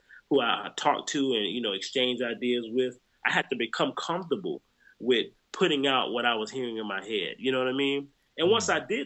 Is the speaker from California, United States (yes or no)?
no; Jacksonville, Florida, United States; also born or lived in New Orleans; my hometown, Jacksonville, Florida